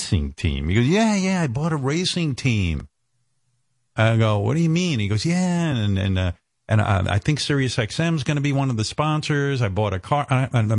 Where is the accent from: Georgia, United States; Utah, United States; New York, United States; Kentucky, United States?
New York, United States; I'm a New Yorker